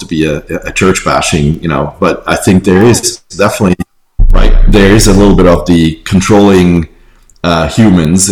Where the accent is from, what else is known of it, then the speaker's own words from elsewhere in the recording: Switzerland; moved away; I grew up in Switzerland, and I was a teacher's son